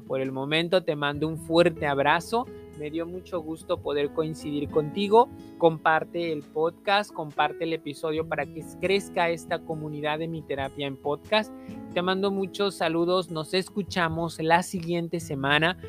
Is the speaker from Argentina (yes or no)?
no; Mexico; aquí en México, en mi país